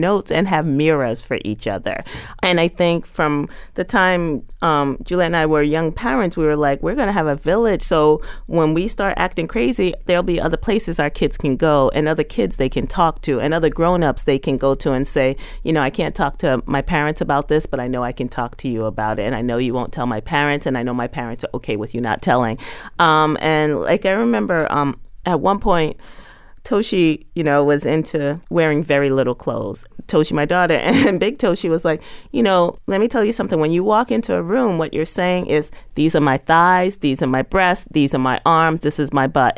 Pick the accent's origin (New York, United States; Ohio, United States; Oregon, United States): New York, United States; New York City; when I was a kid growing up in Bushwick